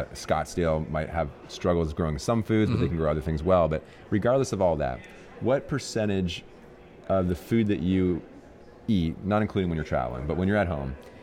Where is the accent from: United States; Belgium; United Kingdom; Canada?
Canada; Niagara Falls, Ontario; I grew up in Niagara Falls, Canada.